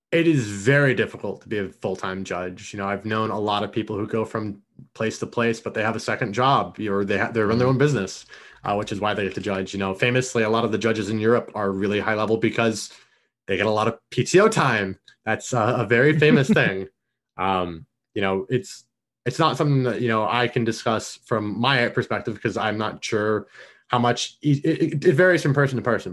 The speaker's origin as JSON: {"language": "English", "town": "Orlando", "region": "Florida", "country": "United States", "tie": "born or raised there", "moved": "yes", "lives_now": "Atlanta, United States", "said": "I grew up in Orlando, Florida, right outside of U C F"}